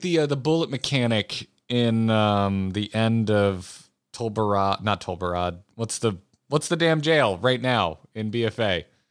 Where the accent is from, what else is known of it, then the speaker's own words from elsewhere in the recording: United States; also born or lived in California; an American who the only other state I've ever lived in is California